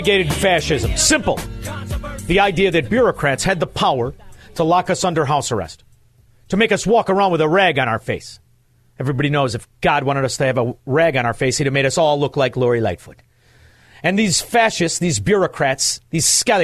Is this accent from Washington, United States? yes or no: no; Melrose Park, Illinois, United States; I don't really speak Spanish, even though I grew up in Melrose Park